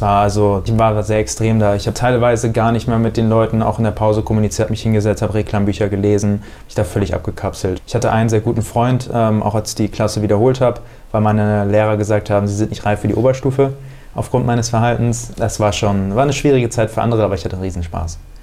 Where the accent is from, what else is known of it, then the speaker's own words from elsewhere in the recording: Bad Homburg, Hesse, Germany; now in Hamburg, Germany; da, wo ich herkomme aus Bad Homburg